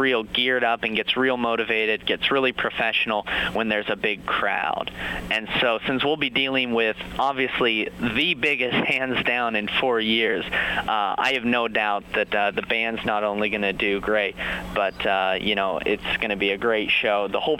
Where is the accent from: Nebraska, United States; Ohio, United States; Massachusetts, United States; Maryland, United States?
Nebraska, United States; Alliance; we are Alliance, we're from Nebraska